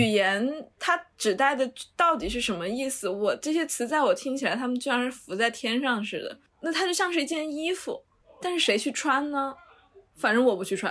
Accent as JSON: {"language": "Chinese", "region": "Sichuan", "country": "China", "moved": "yes", "lives_now": "Beijing, China", "said": "我们四川人"}